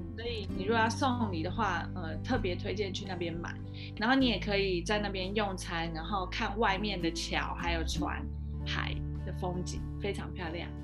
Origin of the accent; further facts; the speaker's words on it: Taiwan; 有点像我们台湾没有的品种，